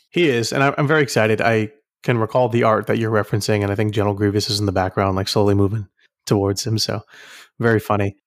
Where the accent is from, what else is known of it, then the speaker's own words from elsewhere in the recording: Houston, Texas, United States; I'm from Houston